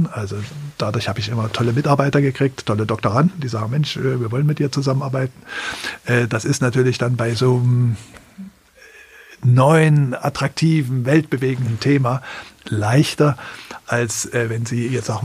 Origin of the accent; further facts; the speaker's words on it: East Germany, Germany; Das ist natürlich interessant gewesen, wenn man als Ostdeutscher das dann aus einer vollkommen anderen Perspektive, in einem vollkommen anderen Kontext auch von Leuten, die das System hier nicht so kannten